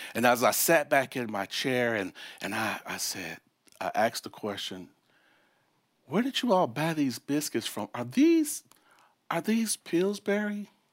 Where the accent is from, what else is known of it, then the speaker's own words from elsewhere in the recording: Chicago, Illinois, United States; moved away; also born or lived in Memphis, Tennessee; I was born and raised in Chicago, and we moved from the North Chicago, Midwest Chicago, we moved to Memphis, Tennessee